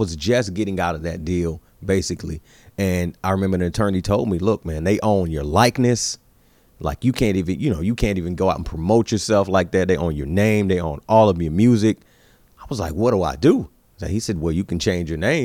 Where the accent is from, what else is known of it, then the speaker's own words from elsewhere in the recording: Greenville, North Carolina, United States; moved away; I lived in Greenville, North Carolina back then. Yeah. So that's my hometown.